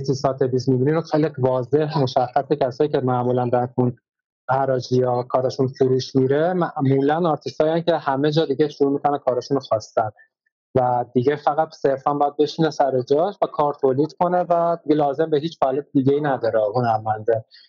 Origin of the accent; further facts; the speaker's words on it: Iran; ما ایرانیم